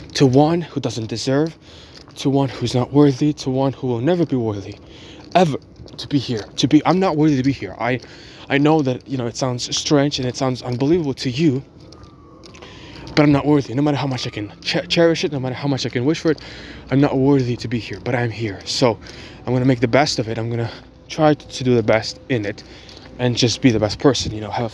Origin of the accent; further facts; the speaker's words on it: Ukraine; English is a second language; now in United States; I was born in Ukraine. I'm Ukrainian